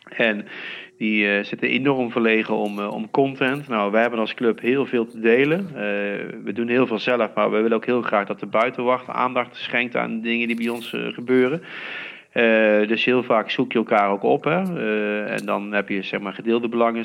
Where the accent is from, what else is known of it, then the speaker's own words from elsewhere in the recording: Heeze, North Brabant, Netherlands; ik kom hier wel uit de regio. Hè. Ik kom uit Hezen, een dorpje hier vlakbij. En, eh, dus ik ben opgegroeid in PSV-land